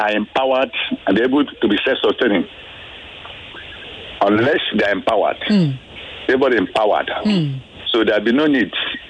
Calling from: Ikorodu, Lagos, Nigeria; I'm … from Ikorodu.

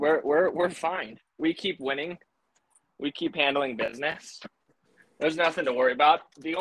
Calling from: San Diego, California, United States; I'm in San Diego, California. More centrally located in Mission Valley, which is just east of downtown San Diego.

